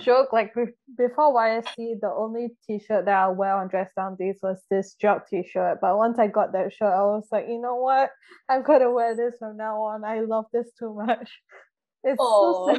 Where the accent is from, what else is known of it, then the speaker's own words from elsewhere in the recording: Indonesia; So I'm from Indonesia as well.